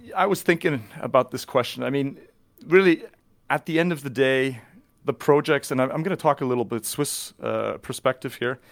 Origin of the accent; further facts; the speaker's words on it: near Vancouver, British Columbia, Canada; moved away as an adult; also born or lived in Zurich Highlands, Switzerland; now in Switzerland; I'm born and raised near Vancouver in, uh, beautiful British Columbia in Canada